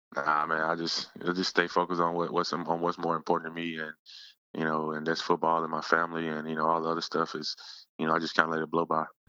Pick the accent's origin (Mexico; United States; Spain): United States; Yazoo City, Mississippi; moved away as an adult; now in Philadelphia, United States; back in my hometown, Yazoo City